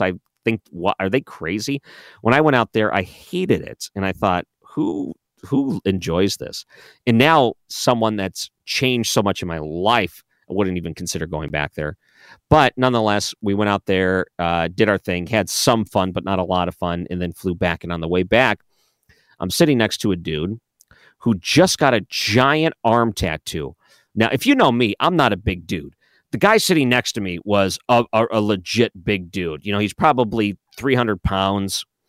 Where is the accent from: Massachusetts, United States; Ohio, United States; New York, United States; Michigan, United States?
Michigan, United States; Detroit; I grew up in Detroit